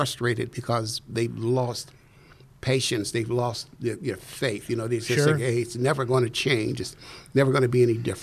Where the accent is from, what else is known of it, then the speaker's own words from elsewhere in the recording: Chicago, Illinois, United States; also born or lived in Mississippi; But we moved to the south side of Chicago. So I grew up on the south side of Chicago.